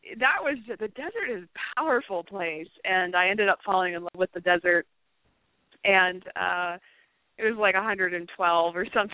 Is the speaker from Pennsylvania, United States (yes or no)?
yes; Pennsylvania, United States; moved away; I grew up in Pennsylvania